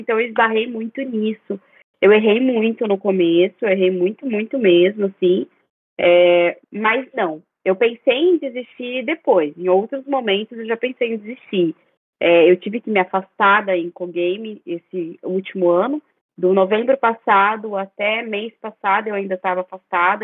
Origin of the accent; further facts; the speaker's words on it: Campo Grande, Mato Grosso do Sul, Brazil; moved away as an adult; now in Foz do Iguaçu, Brazil; sou do Mato Grosso do Sul, de Campo Grande. Moro em Foz há seis anos